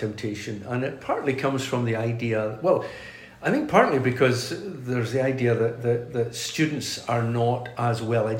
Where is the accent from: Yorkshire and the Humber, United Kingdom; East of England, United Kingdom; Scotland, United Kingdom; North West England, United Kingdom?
Scotland, United Kingdom; Glasgow; also born or lived in Aberdeen / Stornoway; I grew up in Glasgow and was, like I say, was the son of a pastor